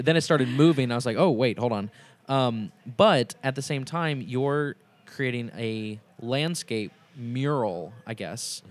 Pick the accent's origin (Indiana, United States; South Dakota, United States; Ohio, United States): Indiana, United States; Indianapolis; now in Cincinnati, United States; I'm originally from Indianapolis